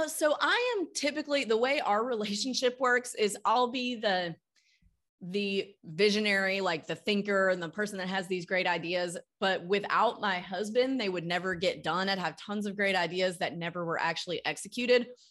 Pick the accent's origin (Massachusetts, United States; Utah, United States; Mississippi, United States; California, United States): Mississippi, United States; Starkville; moved away as an adult; also born or lived in Austin, Texas / New York / Nashville, Tennessee; now in Tennessee, United States; I grew up in Starkville, Mississippi